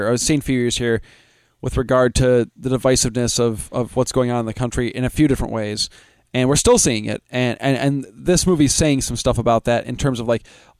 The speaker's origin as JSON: {"language": "English", "region": "Midwest", "country": "United States", "said": "I mean, I'm from the Midwest"}